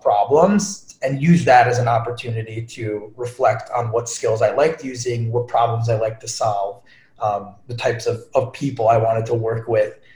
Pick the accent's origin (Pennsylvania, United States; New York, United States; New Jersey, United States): New York, United States; Long Island; moved away; So born and raised in Long Island